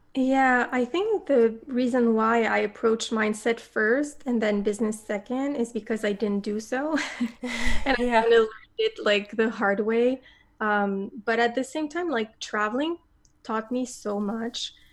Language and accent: English; Montreal, Quebec, Canada; moved away as an adult; also born or lived in south of Spain; i came back to my hometown of montreal